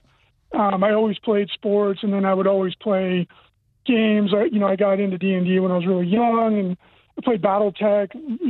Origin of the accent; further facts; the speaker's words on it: Central Valley, California, United States; moved away as an adult; I was born in the Central Valley of California